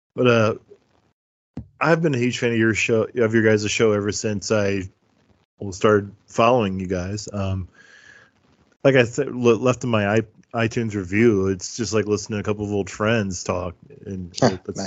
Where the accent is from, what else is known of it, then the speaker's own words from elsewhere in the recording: Midwest, United States; Midwestern like me